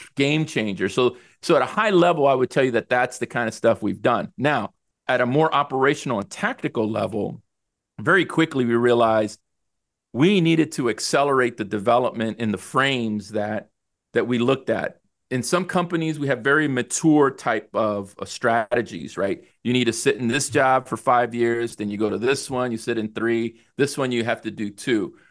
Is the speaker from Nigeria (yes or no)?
no; El Salvador; now in United States; I was born in El Salvador